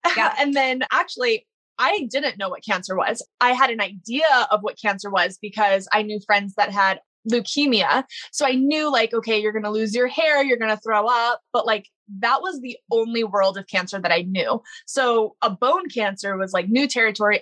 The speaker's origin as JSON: {"language": "English", "town": "Baton Rouge", "region": "Louisiana", "country": "United States", "tie": "born or raised there", "said": "I grew up in Baton Rouge, Louisiana"}